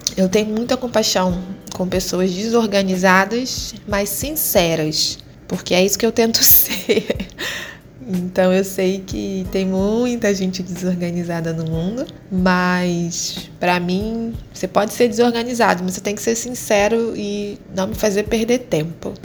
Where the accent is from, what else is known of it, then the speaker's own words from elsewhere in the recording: Rio de Janeiro, Brazil; moved away as an adult; now in Luanda, Angola; sou carioca, favelada